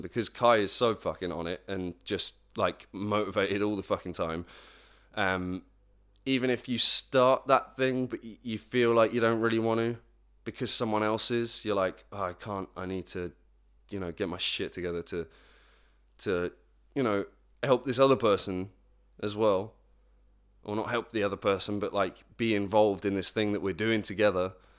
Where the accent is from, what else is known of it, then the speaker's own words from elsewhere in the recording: Plymouth, South West England, United Kingdom; moved away; my hometown, P-town, Plymouth, not Portsmouth, Plymouth.